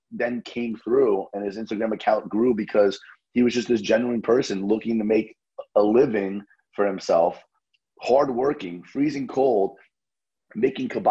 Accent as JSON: {"language": "English", "region": "New Jersey", "country": "United States", "said": "I'm from Jersey"}